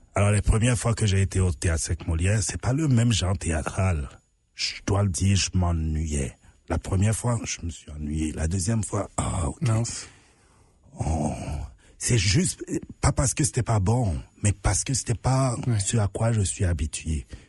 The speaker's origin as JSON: {"language": "French", "country": "Benin", "moved": "as an adult", "lives_now": "Canada", "said": "chez moi au Bénin"}